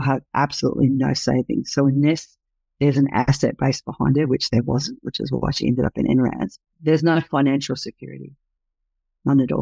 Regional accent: New Zealand; now in Australia; I'm a Kiwi

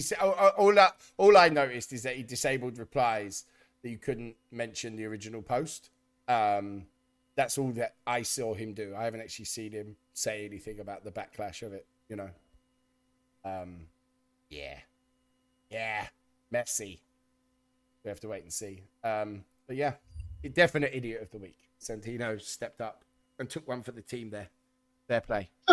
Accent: United Kingdom; we're British

